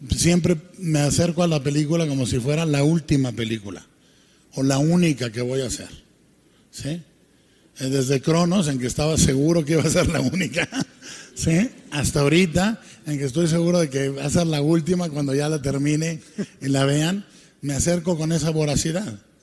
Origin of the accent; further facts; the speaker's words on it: Guadalajara, Jalisco, Mexico; como mexicano